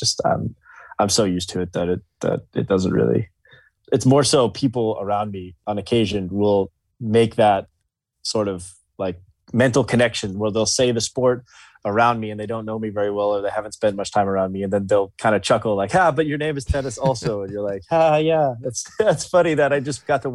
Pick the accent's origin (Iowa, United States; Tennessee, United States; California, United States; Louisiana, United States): Tennessee, United States; Gallatin; I love Gallatin. I love going home. I still live there